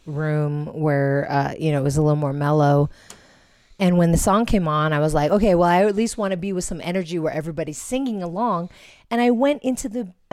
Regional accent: Philippines; we're Filipino

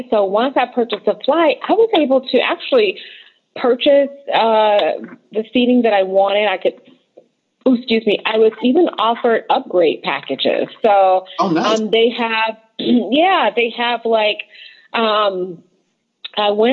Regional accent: United States; we come from the United States

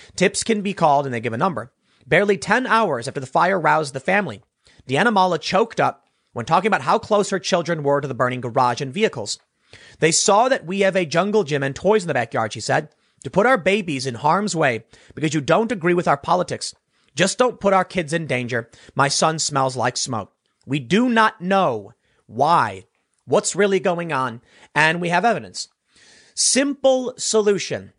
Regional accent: Chicago, Illinois, United States; I'm from Chicago

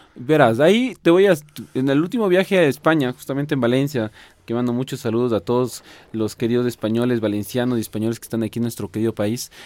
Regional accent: Quito, Pichincha, Ecuador; soy quiteño 100% y ecuatoriano de, de, orgullo total

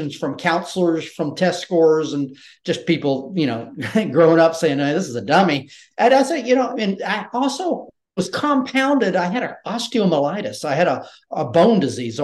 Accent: Georgia and then South Carolina, United States; I had a regular Southern, I'm from Georgia and then South Carolina.

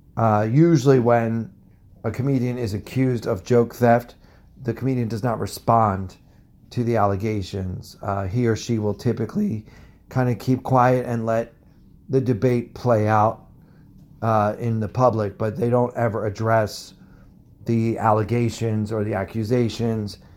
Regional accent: United States; I am from America

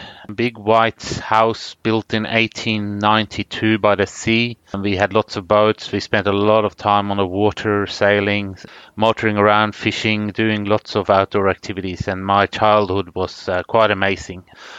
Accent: Karasjok, Finnmark, Norway; born there; My parents moved to Norway in the early 60s, and I was born up in Norwegian Lapland in Karasjok in 1969.

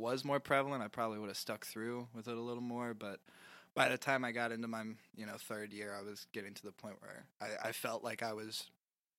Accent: Louisville, Kentucky, United States; also born or lived in Lexington, Kentucky; I was born and raised in Louisville, Kentucky

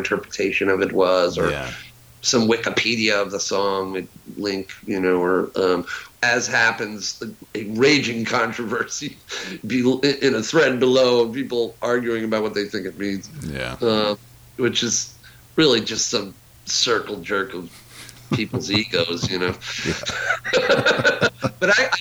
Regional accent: Huntington, New York, United States; where I lived, I'm from Huntington, Long Island

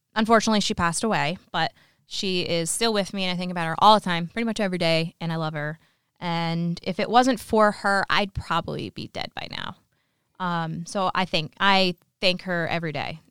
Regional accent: New York, United States; moved away; I'm from New York. I was from New York

